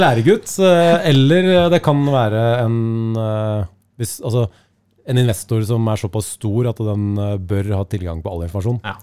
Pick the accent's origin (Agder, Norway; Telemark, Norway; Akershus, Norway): Akershus, Norway; Lillestrøm; also born or lived in Skedsmokorset; jeg vokste opp på Romerike. Altså dette var på Skedsmokorset og Lillestrøm.